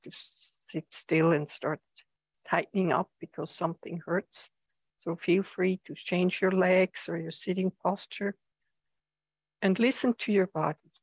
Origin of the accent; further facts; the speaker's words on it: Switzerland; now in United States; I come from Switzerland where the seasons are very pronounced or have been very pronounced